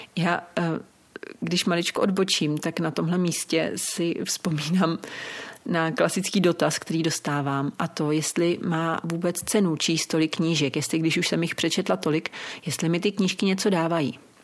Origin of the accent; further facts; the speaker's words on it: Czechia; u nás v Čechách